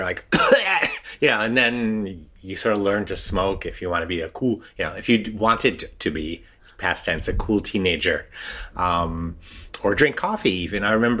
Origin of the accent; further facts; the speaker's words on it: New England, United States; now in Paris, France; I grew up in New England